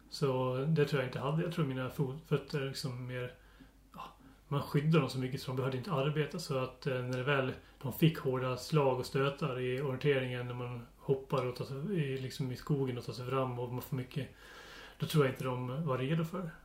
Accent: Dalarna County, Sweden; moved away as an adult; now in southern Halland, Sweden; Så jag är ju uppväxt och bott i Dalarna den största delen av mitt liv och nu bor jag i södra Halland

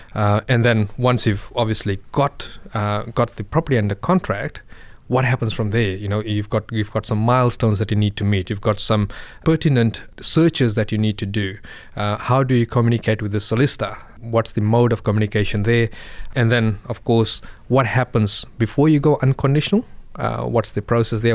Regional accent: Fiji; moved away; I come from Fiji

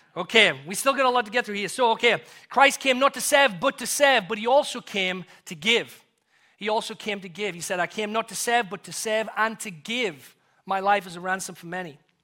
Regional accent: England, United Kingdom; moved away; as an Englishman

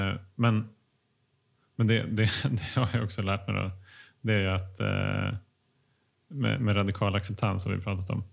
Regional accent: Finland; jag är finne

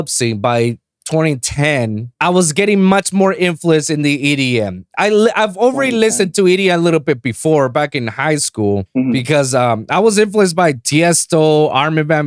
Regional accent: Puerto Rico; now in Miami, United States; I'm from Puerto Rico

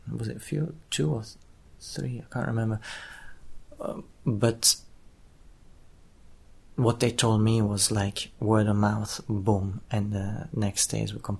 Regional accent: Israel; because we come from Israel and we are an Israeli company

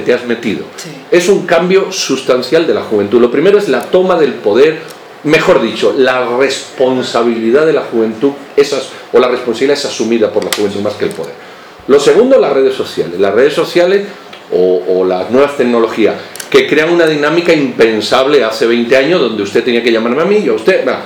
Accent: Spain; now in Guatemala; cuando yo nací, yo soy español de origen

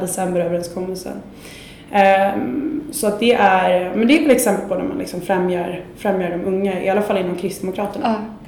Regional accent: Sweden; vi är ju lite jante i Sverige

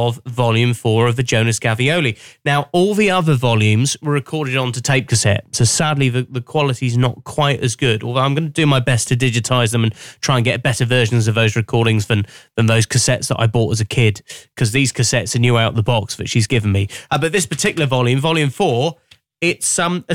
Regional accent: Cornwall, South West England, United Kingdom; I grew up in the Cornwall area

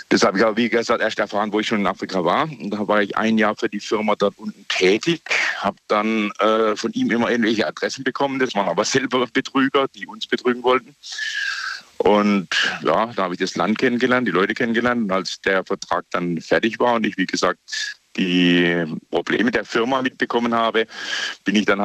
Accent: Eppingen, Baden-Württemberg, Germany; also born or lived in Ghana; Ich bin aus Eppingen bei Heilbronn, mhm. Baden-Württemberg.

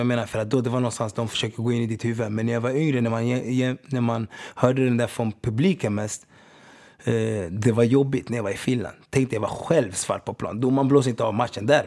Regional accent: Stockholm, Stockholm County, Sweden; Jag kommer inte från Uganda, jag kommer inte från Sverige bror. Jag kommer från Rinkeby

